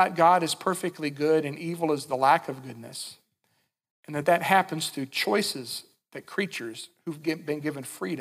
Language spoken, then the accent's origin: English; Winchester, Kentucky, United States; when I was a little kid growing up in Winchester, Kentucky